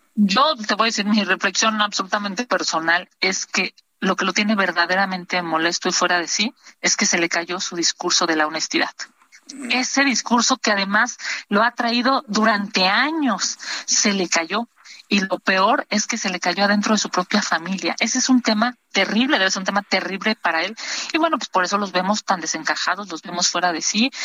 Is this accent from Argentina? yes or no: no; Mexico; como mexicanos